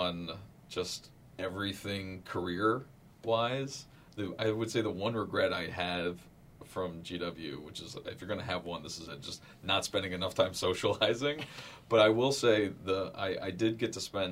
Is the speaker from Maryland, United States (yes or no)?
yes; Maryland, United States; moved away as an adult; also born or lived in California; I'm originally from this area. I grew up in Maryland.